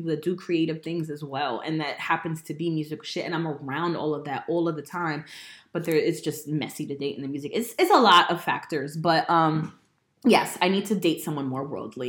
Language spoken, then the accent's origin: English; Woodbridge, New Jersey, United States; born or raised there; moved away